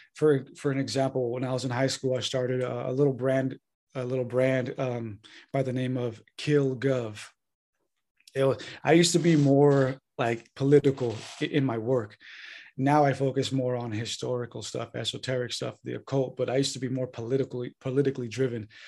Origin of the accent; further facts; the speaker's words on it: San Diego, California, United States; moved away as an adult; now in Santa Rosa, United States; I'm originally from North County, San Diego, California. Uh, born and raised there.